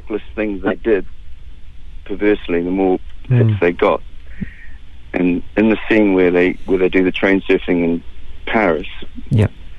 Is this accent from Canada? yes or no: no; Gisborne, New Zealand; I grew up in Gisborne